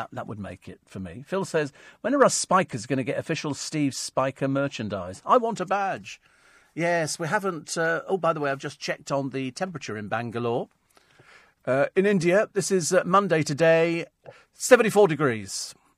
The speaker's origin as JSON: {"language": "English", "country": "Egypt", "tie": "born or raised there", "also_born_or_lived": "Hong Kong", "said": "I grew up in hot countries. I grew up in Egypt. I grew up in Hong Kong. It wouldn't have been any hotter."}